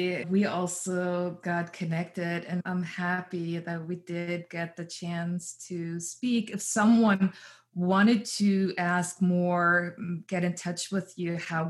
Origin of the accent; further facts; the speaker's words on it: Berlin, Germany; I'm from East Berlin